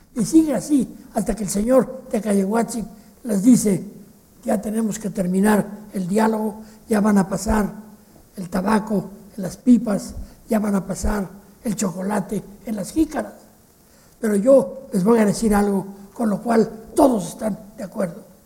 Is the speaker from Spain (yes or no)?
no; Mexico; En México hablamos un poco así, los mexicanos no hablamos como los españoles